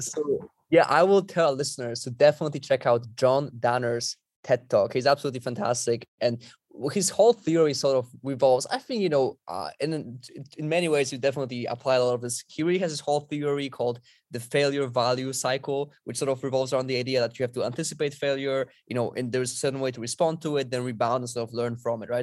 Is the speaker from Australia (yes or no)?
no; Poland; moved away as an adult; also born or lived in Princeton, United States; I'm originally from Poland. I lived in Europe throughout the entirety of my life